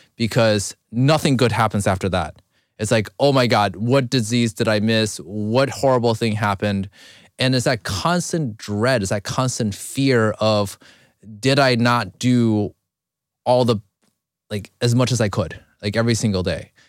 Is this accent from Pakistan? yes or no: no; China; now in United States; I was born in China, I came over here